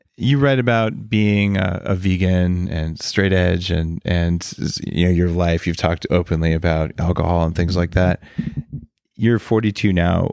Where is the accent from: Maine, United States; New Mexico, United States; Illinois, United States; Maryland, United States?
New Mexico, United States; Albuquerque; I grew up in Albuquerque in that same time frame